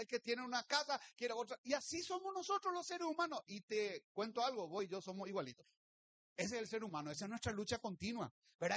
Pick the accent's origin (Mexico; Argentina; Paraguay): Paraguay; Luque, Central; soy del Luque